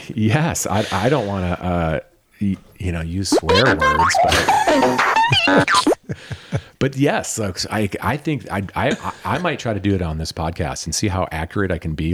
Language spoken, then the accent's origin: English; Michigan, United States; now in Lake Tahoe, United States; where I grew up in Michigan